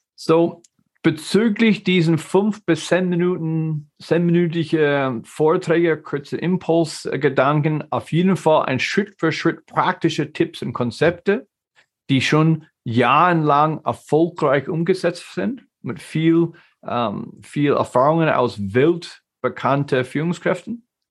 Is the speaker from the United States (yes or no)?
yes; United States; German is a second language; moved away as an adult; now in Germany; Ich bin ein geborener Amerikaner, aber lebe in Deutschland seit 95.